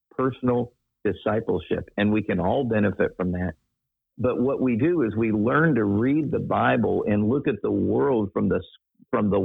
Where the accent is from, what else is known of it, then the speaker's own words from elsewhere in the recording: Daytona Beach, Florida, United States; I grew up in Daytona Beach, which is, pardon the term, redneck heaven